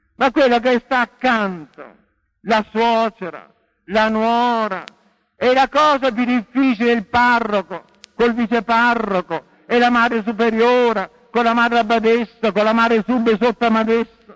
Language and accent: Italian; Porto Recanati, Marche, Italy; sono nato a Porto Recanati, la terra dei leopardi.